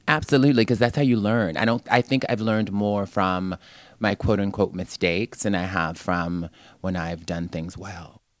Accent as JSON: {"language": "English", "region": "New York", "country": "United States", "said": "I'm just programmed as a New Yorker"}